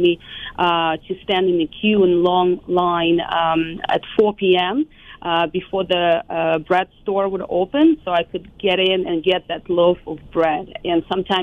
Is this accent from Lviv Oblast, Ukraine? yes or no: yes; Lviv, Lviv Oblast, Ukraine; moved away as an adult; also born or lived in Kyiv, Ukraine; now in United States; I actually was born and raised, it was still Soviet Union, it was 84, so mid-80s, and I lived in Lviv